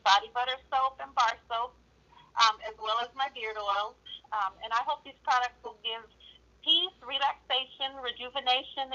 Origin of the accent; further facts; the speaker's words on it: Modesto, California, United States; I'm from Modesto. I live in the Central Valley.